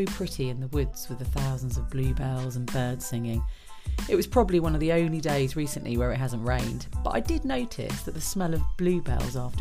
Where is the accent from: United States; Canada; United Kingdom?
United Kingdom; also born or lived in Buckinghamshire; being British